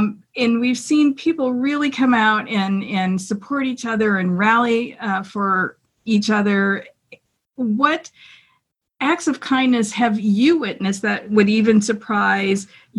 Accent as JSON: {"language": "English", "region": "Michigan", "country": "United States", "tie": "born or raised there", "said": "Like, from my hometown of Michigan, we're Michiganders."}